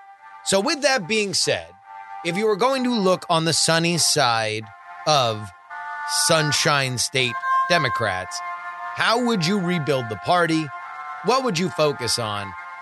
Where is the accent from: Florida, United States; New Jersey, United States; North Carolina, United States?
Florida, United States; Davie; I am a Florida man. I was raised in Broward County. That's to the southern and eastern tip of the state. Davie, to be specific